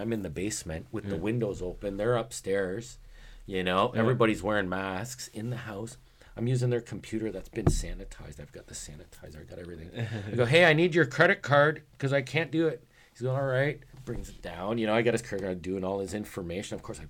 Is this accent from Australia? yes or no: no; South Korea; Of course, it's essential for me because I'm from Korea.